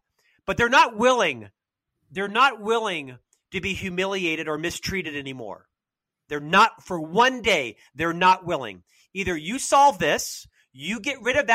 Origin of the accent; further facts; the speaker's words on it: Winter Park, Florida, United States; So I'm from Central Florida. I was born and raised in Winter Park, Florida